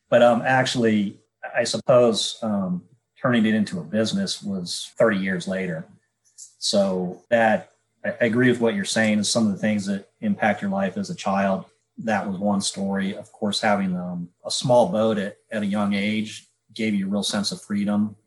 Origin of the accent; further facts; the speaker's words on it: Florida, United States; I grew up in Florida. I was born and raised here.